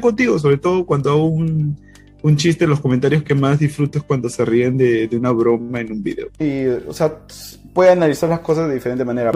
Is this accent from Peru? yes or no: yes; Peru; como peruano, quizás eh, hay sentimientos encontrados, ¿no? De lo que fue nuestro pasado